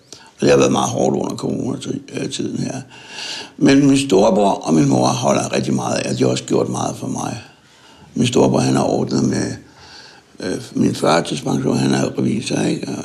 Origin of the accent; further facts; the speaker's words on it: Søborg, Capital Region of Denmark, Denmark; jeg er født i Søborg og, øh, for 60 år siden